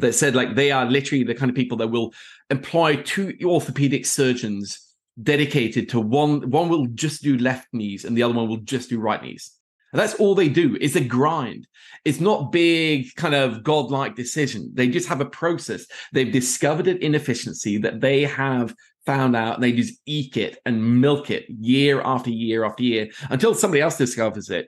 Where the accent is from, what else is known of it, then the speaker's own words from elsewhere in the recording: Oslo, Norway; moved away as an adult; also born or lived in Middle East; I am from Oslo, Norway originally